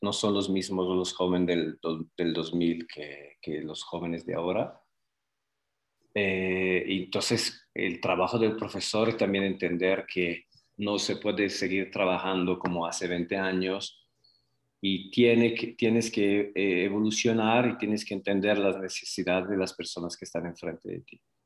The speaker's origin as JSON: {"language": "Spanish", "town": "Prato", "region": "Tuscany", "country": "Italy", "also_born_or_lived": "Guadalajara, Mexico", "second_language": "Spanish", "moved": "as an adult", "lives_now": "Zapopan, Mexico", "said": "Vengo de una ciudad de 200.000 habitantes que se llama Prato. Es una ciudad a 20 kilómetros de Florencia, en Toscana"}